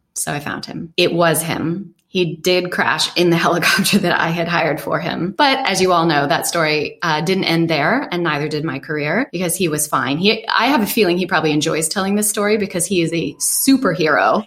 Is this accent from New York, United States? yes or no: no; Redmond, Washington, United States; moved away as an adult; also born or lived in Seattle / Silicon Valley; now in Valencia, Spain; growing up in Redmond